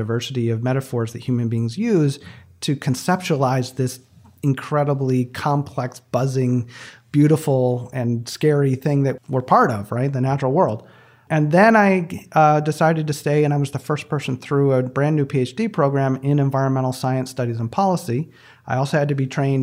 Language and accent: English; just south of East Lansing, Michigan, United States; I grew up right in the middle of my palm, just south of East Lansing, Michigan. I grew up on a 79-acre farm